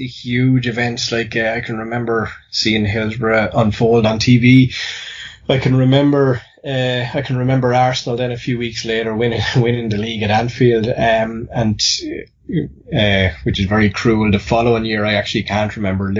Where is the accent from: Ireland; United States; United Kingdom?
Ireland; accent: Irish; based on my accent. I'm Irish